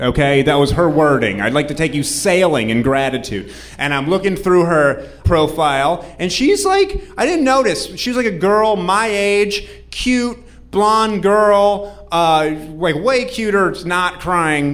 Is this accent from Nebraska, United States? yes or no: no; New Hampshire, United States; I'm from New Hampshire.